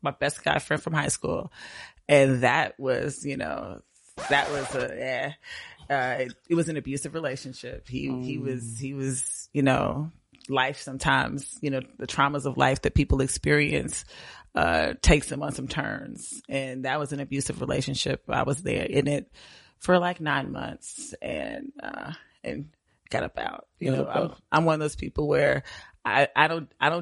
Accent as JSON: {"language": "English", "town": "Indianapolis", "region": "Indiana", "country": "United States", "tie": "born or raised there", "moved": "as an adult", "lives_now": "Atlanta, United States", "said": "I'm from Indianapolis, Indiana. Born and raised Naptown"}